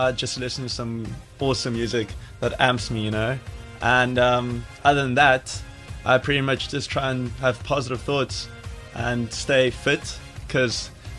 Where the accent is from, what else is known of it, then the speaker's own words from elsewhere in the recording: Stellenbosch, Western Cape, South Africa; my background's pretty much grew up in Stellenbosch, went to Paul Riss.